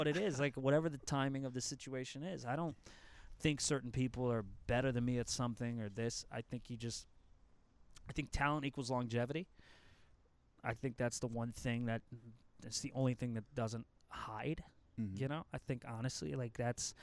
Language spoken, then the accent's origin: English; New England, United States; moved away; growing up in New England